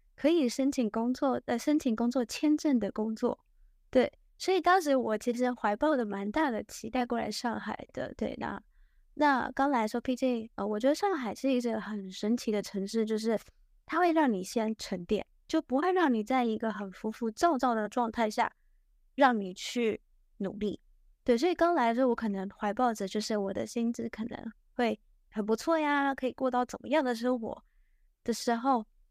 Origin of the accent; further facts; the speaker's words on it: Taiwan; moved away as an adult; also born or lived in United Kingdom; now in Shanghai, China; 因为我的老家在台湾那边，然后就是本科毕业后我直接过去英国念了研究生